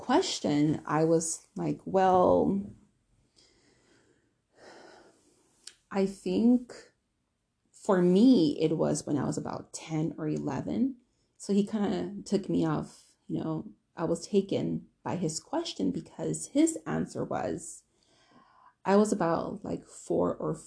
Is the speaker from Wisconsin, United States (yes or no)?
yes; Milwaukee, Wisconsin, United States; growing up in Milwaukee, especially in the area where we lived